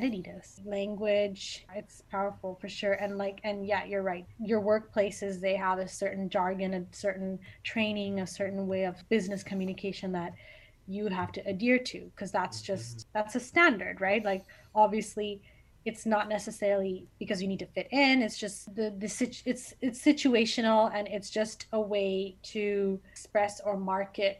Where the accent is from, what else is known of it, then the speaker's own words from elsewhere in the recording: Canada; I was born and raised here